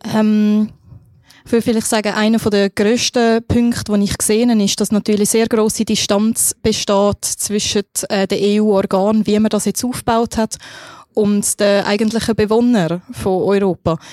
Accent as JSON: {"language": "German", "country": "Switzerland", "said": "als Schweizer"}